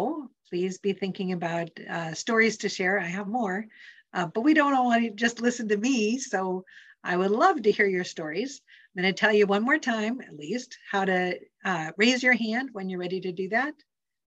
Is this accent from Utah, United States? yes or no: no; Montana, United States; also born or lived in Salem, Oregon; now in Central Oregon, United States; I grew up in Montana, where a fast moving creek had slippery rocks on the bottom.